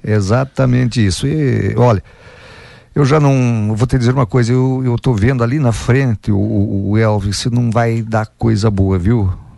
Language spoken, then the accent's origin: Portuguese; São Marcos, near Santa Cecília do Sul, Rio Grande do Sul, Brazil; also born or lived in Água Santa, Rio Grande do Sul; eu me criei ali em São Marcos e estudei na escola de Santa Cecília